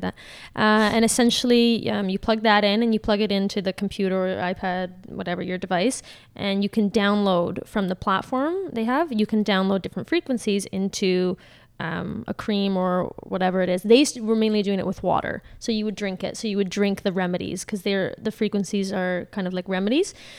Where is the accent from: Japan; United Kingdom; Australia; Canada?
Canada; Caledon, Ontario; I'm from Caledon